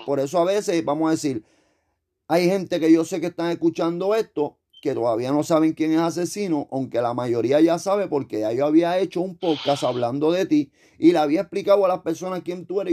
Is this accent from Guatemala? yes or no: no; Puerto Rico; nosotros decimos eso está cabrón